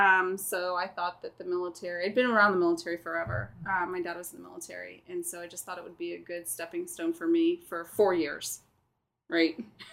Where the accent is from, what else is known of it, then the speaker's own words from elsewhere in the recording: Pocahontas, Arkansas, United States; also born or lived in Virginia; now in Altus, Oklahoma, United States; I'm originally from Pocahontas, Arkansas. So in the middle of nowhere, Arkansas, which is actually not too far from here. So about 6.5 hours. I've been in the Air Force. I just hit 25 years Saturday